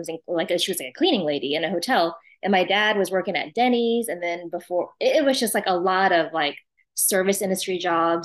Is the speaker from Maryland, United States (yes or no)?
no; Austin, Texas, United States; also born or lived in refugee camp (Cambodia/Thailand border area) / Japan / New York; born in a refugee camp, lived in Austin since 82